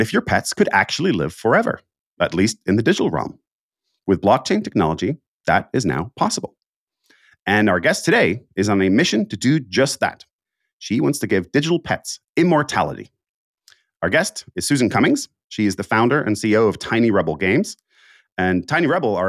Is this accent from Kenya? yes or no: no; Finland; moved away; I'm from Finland originally